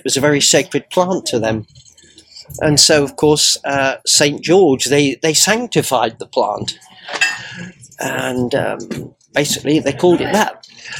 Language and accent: English; Guernsey; Well, I came from Guernsey and they speak with a completely different accent to me.